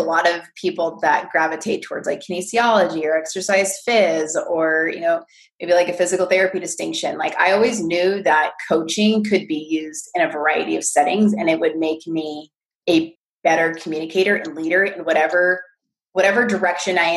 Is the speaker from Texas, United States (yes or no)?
no; California, United States; I'm from California